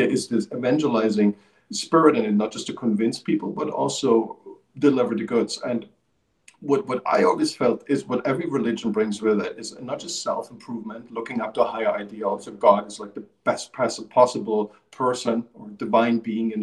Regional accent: East Germany, Germany; I grew up in the Eastern Germany

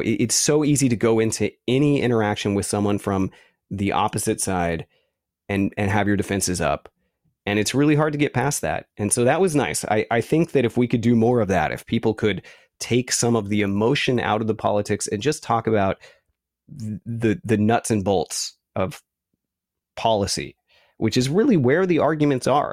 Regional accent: San Francisco, California, United States; also born or lived in Santa Cruz, California; I grew up in San Francisco

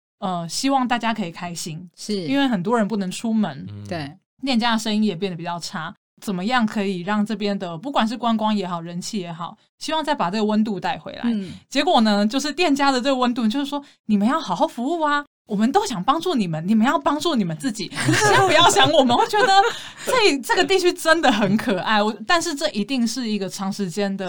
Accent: Taipei, Taiwan; 身为台北人的我

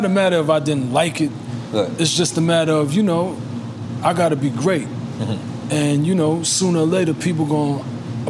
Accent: New York City, New York, United States; I'm from Brooklyn, too.

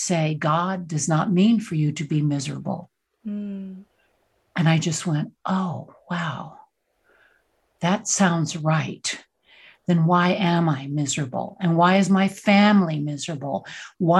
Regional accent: Texas, United States; I grew up in Texas and Southern Baptist, super conservative.

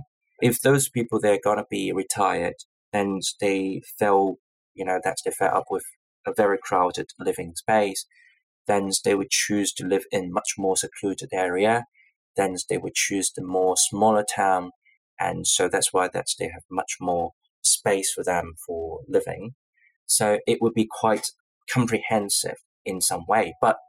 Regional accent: Hong Kong; born or raised there; moved away as an adult; now in United Kingdom

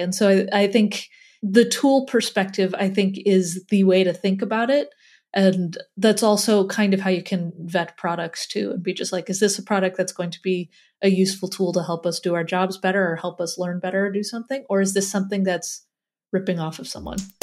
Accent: Midwest, United States; accent: Midwest; my Midwest accent

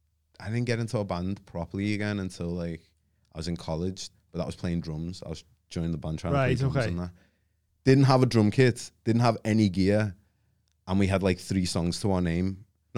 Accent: Liverpool, North West England, United Kingdom; being from where I was, like growing up in Toxteth as well.

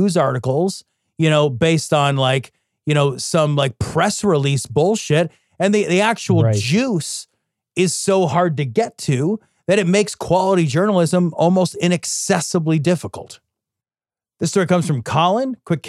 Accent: Idaho, United States; Let me just say that growing up in Idaho was weird.

